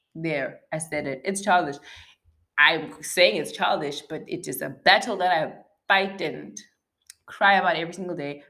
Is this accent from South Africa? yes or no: yes; South Africa; As a South African